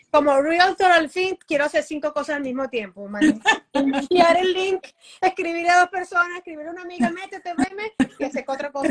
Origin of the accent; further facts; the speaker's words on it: Venezuela; Eh, no me preguntaste, pero soy de Venezuela.